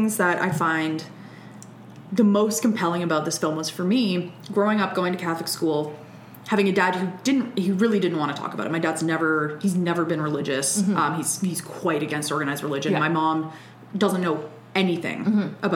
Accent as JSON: {"language": "English", "region": "Alberta", "country": "Canada", "also_born_or_lived": "Montreal", "moved": "yes", "said": "I'm from Alberta. I can't do the French"}